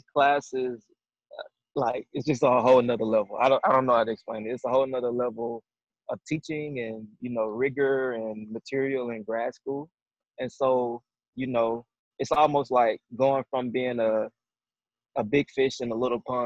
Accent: the South, United States; moved away as an adult; I'm a dude from the South

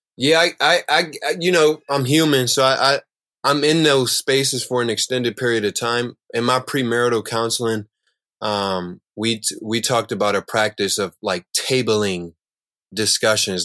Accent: Chicago, Illinois, United States; I'm growing up in Chicago

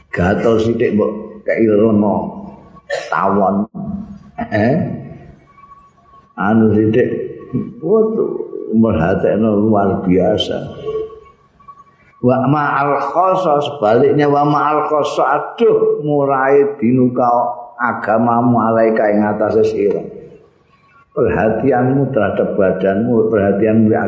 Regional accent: Java, Indonesia; ini kan orang Indonesia aku aku Jawa orang Jawa pak

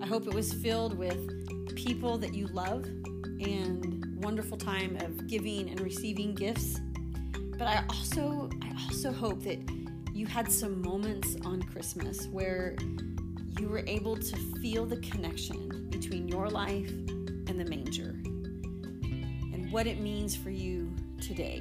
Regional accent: Casper, Wyoming, United States; I walked a mile to school and back in a foot of snow, because I grew up in Wyoming

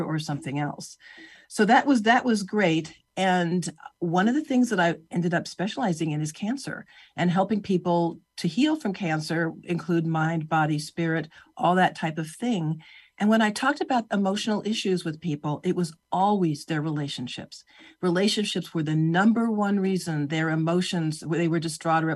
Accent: California, United States; I grew up in California

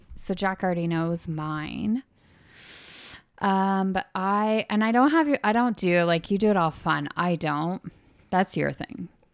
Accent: Canada; Eh? We're from Canada, eh?

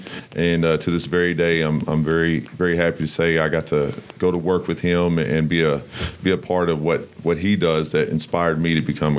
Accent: Crawford, Texas, United States; I'm from Crawford, Texas. It's a town about 20 minutes south of Waco.

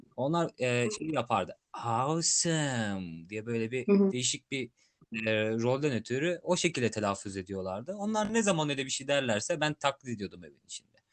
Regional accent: Turkey; accent: Turkish; biz e, Türk olarak İngilizce konuşan bir insan olarak

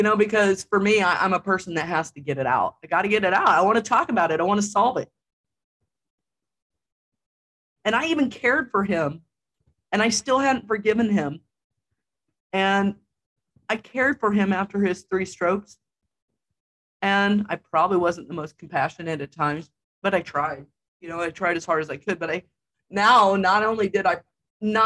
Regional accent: Jefferson City, United States; moved away; the Jeff city limits, my hometown

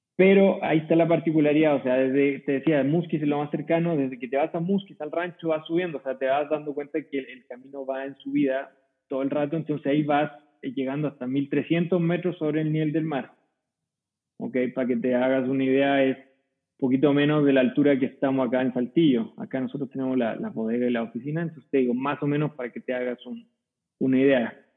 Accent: Curicó Valley, Maule, Chile; moved away as an adult; now in Coahuila, Mexico; soy chileno, eh, ¿Y cómo llegué acá? Bueno, nunca me gustó mucho la idea de quedarme en el mismo lugar en el que había vivido toda mi vida. soy de una zona productora de vino, típica productora de vino en Chile, se llama Valle de Curicó

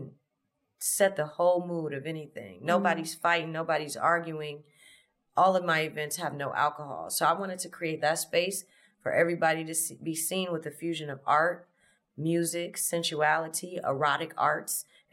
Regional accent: Los Angeles, California, United States; I'm from LA. I'm from South LA, South Central. Born in 86. Grew up in the late 80s, early 90s

